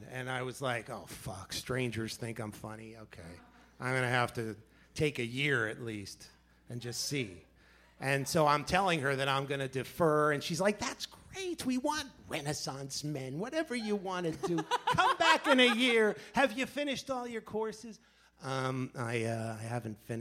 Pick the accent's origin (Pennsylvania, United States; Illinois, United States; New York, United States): New York, United States; New York City; now in New Jersey, United States; I was born in Manhattan, but I live in Jersey